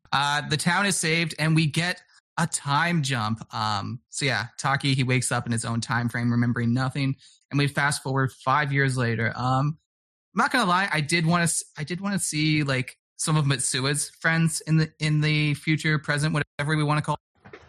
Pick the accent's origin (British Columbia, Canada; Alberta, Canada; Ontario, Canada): British Columbia, Canada; Vancouver; I'm a city boy, born and raised in Vancouver my whole life.